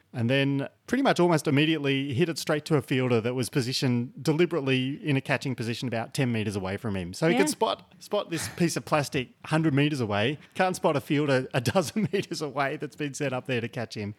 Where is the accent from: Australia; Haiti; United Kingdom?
Australia; New South Wales; I was born in New South Wales, grew up in New South Wales, spent most of my adult life there.